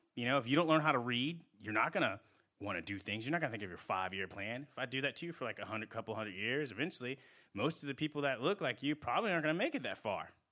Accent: New England, United States; moved away; also born or lived in Southeast United States; I grew up in New England

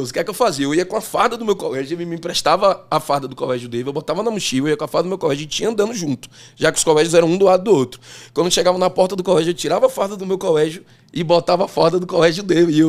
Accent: Feira de Santana, Bahia, Brazil; born there; Eu nasci em Feira de Santana, mas por que, que eu nasci em Feira de Santana? Minha mãe é quem fazia os partos em Ixu, ela é enfermeira.

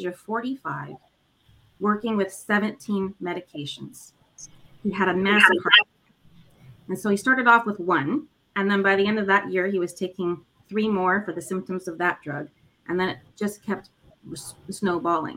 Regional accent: Los Angeles, California, United States; born and raised in Los Angeles

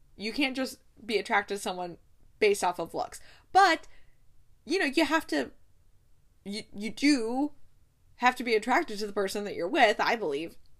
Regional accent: Ohio, United States; I'm from Ohio

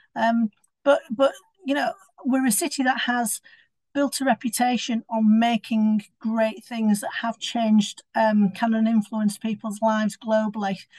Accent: Sheffield, Yorkshire and the Humber, United Kingdom; I'm born and bred in Sheffield

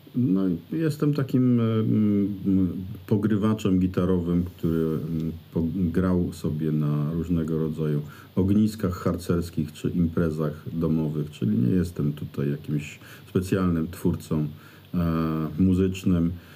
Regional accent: Greater Poland, Poland; Wielkopolska to jest przecież teren, na którym się wychowałem, na którym żyję

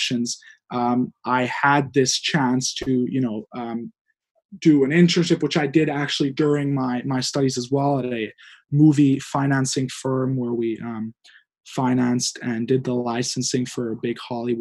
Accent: Hungary; moved away; I'm from Hungary originally. I grew up there and I graduated there

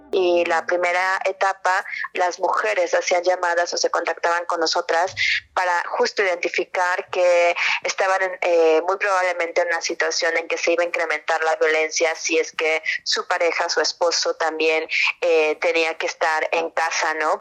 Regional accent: Argentina; Yo soy periodista de investigación argentina

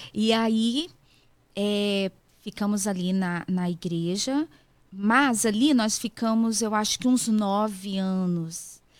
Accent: Espírito Santo, Brazil; moved away as an adult; also born or lived in Ipatinga, Minas Gerais; now in United States; Nasci no Espírito Santo. Não, em Patinga, Minas Gerais. Mas fui criada no Espírito Santo. Então eu sou capixaba

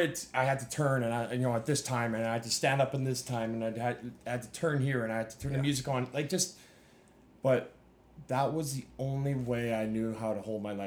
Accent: Saskatoon, Saskatchewan, Canada; You know, obviously in Canada, in Saskatchewan, where you know I'm from, just about every school has

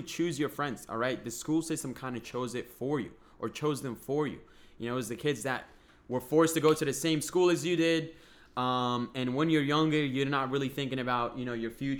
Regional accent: Boston, Massachusetts, United States; we're both from Boston

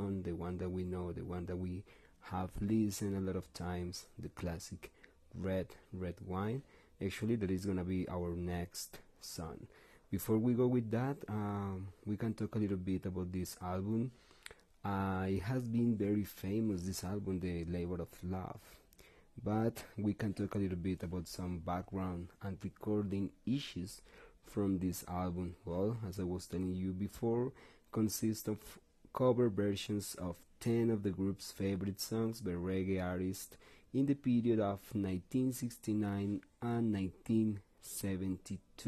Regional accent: Bogotá, Colombia; English is a second language; we're from Bogota, from Colombia, from South America

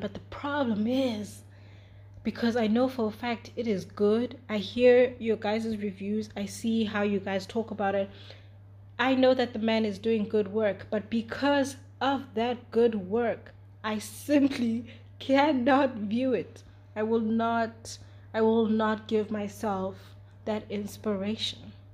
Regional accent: South Africa; I'm also from South Africa. Like, I was literally born five years after our apartheid ended officially

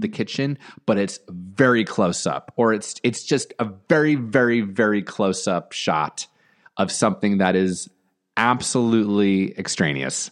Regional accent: New Jersey, United States; also born or lived in Long Island, New York; now in Los Angeles, United States; Born in Long Island, grew up in New Jersey.

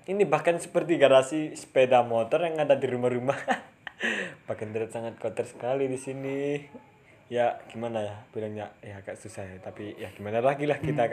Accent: Java, Indonesia; Kene kan wong Jawa ku yo usaha gawe ngomong Indonesia

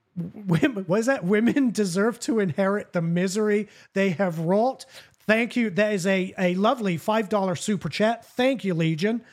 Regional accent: England, United Kingdom; also born or lived in Southern United States; now in United States; growing up in England

